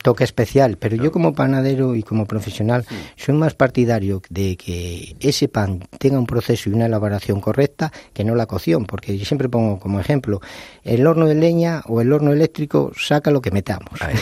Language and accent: Spanish; León, Castile and León, Spain; Yo que soy de León